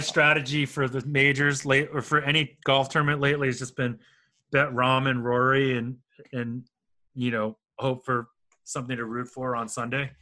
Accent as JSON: {"language": "English", "country": "United States", "said": "I'm Asian American"}